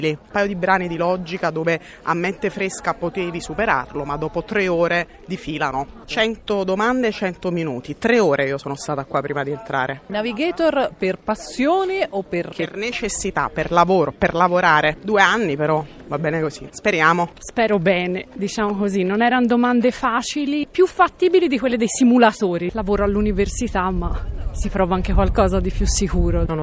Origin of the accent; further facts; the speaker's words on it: Florence, Tuscany, Italy; Io ho 37 anni, vengo da Firenze.